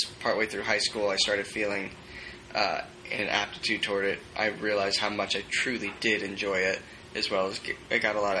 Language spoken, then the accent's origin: English; Southern California, United States; Southern California.